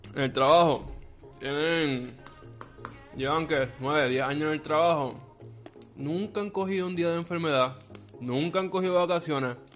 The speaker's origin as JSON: {"language": "Spanish", "country": "Puerto Rico"}